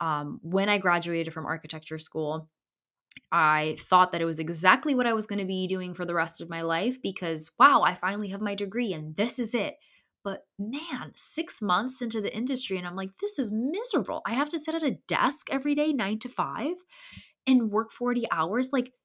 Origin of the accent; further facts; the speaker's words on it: Connecticut, United States; also born or lived in Poland; I was born in Poland in 92 and I'm an immigrant. I came over with my family in 94 after my brother was born shortly. And my upbringing in Poland and me growing up as a Polish immigrant in Connecticut